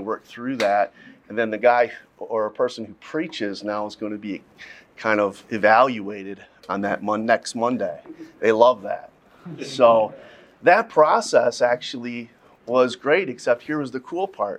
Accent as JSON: {"language": "English", "region": "Midwest", "country": "United States", "said": "I'm from the Midwest"}